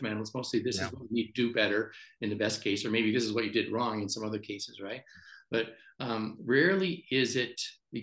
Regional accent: Chicago, Illinois, United States; I'm from Chicago

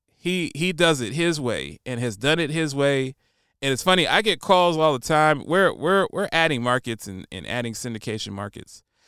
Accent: United States; also born or lived in Nashville, Tennessee; It's my right as an American

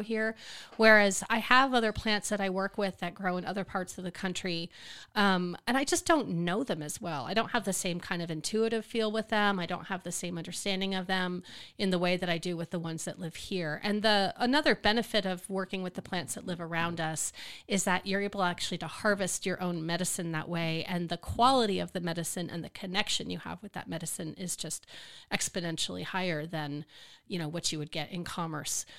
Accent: New Jersey, United States; now in Austin, United States; I was born in New Jersey

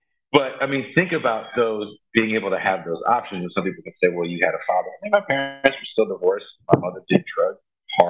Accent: Richmond, California, United States; also born or lived in Oakland, California; I was born in Oakland, California, but I grew up in a city called Richmond, California

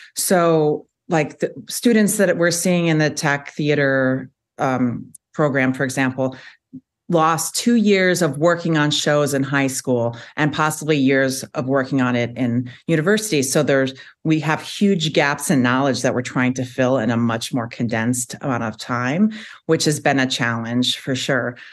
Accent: Chicago, Illinois, United States; moved away as an adult; also born or lived in Charlotte, North Carolina; now in Madison, United States; I am originally from Chicago

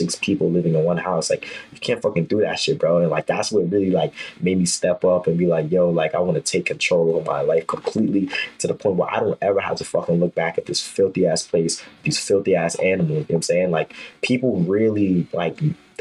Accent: New York City, New York, United States; also born or lived in Harlem, Manhattan; I was born in Harlem, but I was raised in Brooklyn. So I really stayed in Brooklyn my whole life.

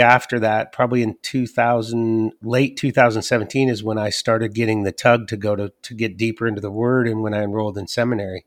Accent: the Northwest, Pacific Northwest, United States; moved away as an adult; also born or lived in Athens, Ohio / Georgia; after eighteen years of absence, I came back to the Northwest

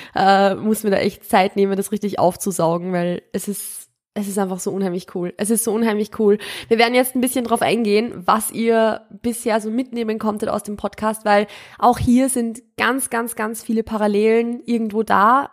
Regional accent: Austria; ich komme ja ursprünglich, ich bin ja aus Österreich und ich komme ursprünglich vom Land

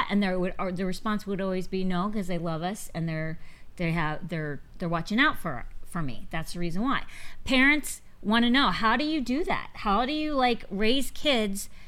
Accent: Virginia, United States; we're both from, we're both from Virginia.

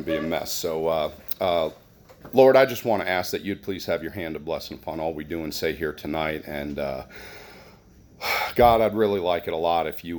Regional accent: New Jersey, United States; moved away; I grew up in New Jersey

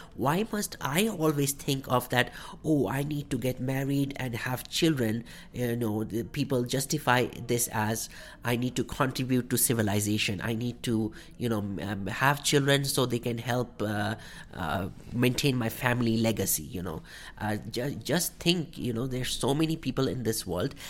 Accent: India; moved away as an adult; now in Calgary, Canada; as a Indian person, as a person of Indian heritage or South Asian background

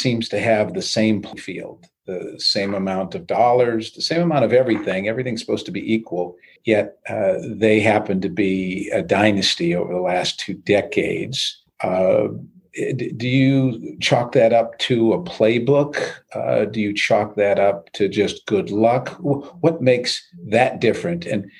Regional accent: New York, United States; I'm from New York

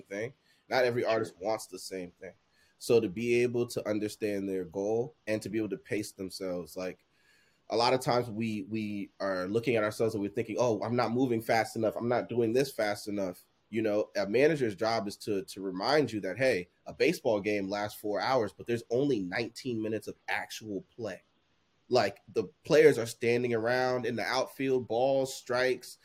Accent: New Jersey, United States; also born or lived in Liberia; born in Liberia, coming to the States and growing up in Jersey

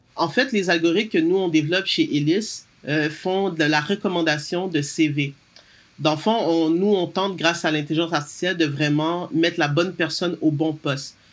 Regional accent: Montreal, Quebec, Canada; also born or lived in United States; moi, je suis née à Montréal euh, de parents d'origine haïtienne. j'ai toujours vécu, travaillé principalement au Québec

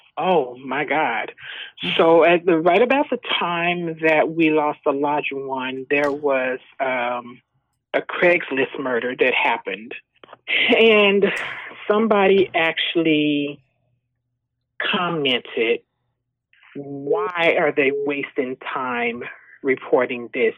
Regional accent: Texas, United States; moved away as an adult; also born or lived in Skyway, Washington; now in Puyallup, United States; We are originally from Texas

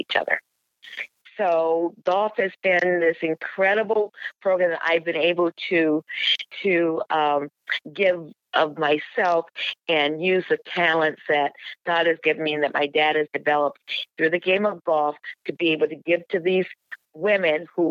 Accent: United States; I'm an American citizen.

